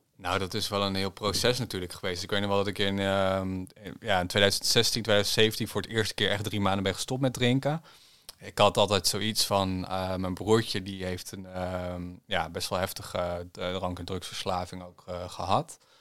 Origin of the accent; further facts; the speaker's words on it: Veluwe, Gelderland, Netherlands; ik ben natuurlijk opgegroeid op de Veluwe